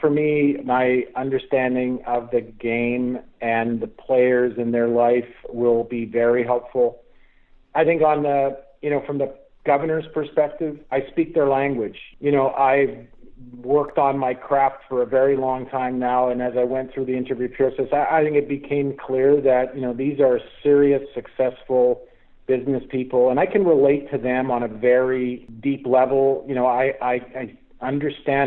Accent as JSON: {"language": "English", "town": "Winnipeg", "region": "Manitoba", "country": "Canada", "tie": "born or raised there", "said": "I was born and raised in Winnipeg"}